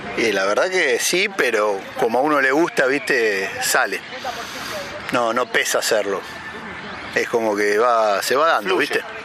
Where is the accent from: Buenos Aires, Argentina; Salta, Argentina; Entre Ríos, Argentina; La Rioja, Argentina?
Buenos Aires, Argentina; also born or lived in Liniers, Buenos Aires; Yo soy fanático acá de Flores, ¿viste? Por ejemplo. Es el barrio por el que anduve siempre. Vivo en Linier